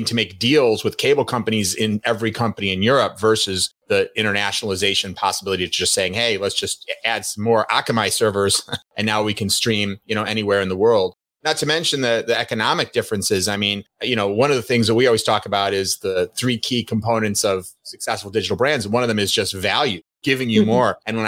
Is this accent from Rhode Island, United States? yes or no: no; Chicago, Illinois, United States; accent: Chicago; also born or lived in Los Angeles; now in New York, United States; Well, I grew up in Chicago and then moved to New York with a couple of years in L.A. People years ago used to identify a Chicago accent for me